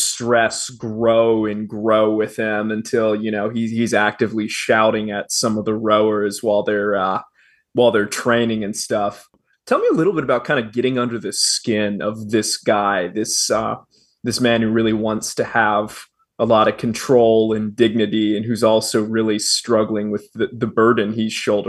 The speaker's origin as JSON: {"language": "English", "country": "United States", "said": "as an American who's grown up hearing those accents my whole life"}